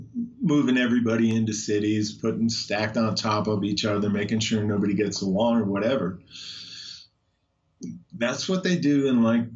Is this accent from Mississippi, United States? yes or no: no; Trenton, New Jersey, United States; Oh, I'm from New Jersey. Where? Trenton.